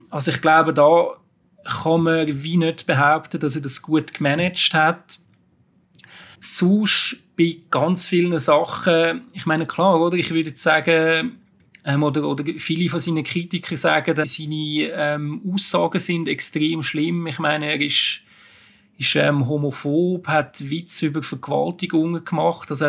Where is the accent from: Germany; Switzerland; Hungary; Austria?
Switzerland; wenn man jetzt damit so als, als Schweizer drauf schaut, mit, mit unseren Maßstäben, muss man sagen, das ist grauenhaft.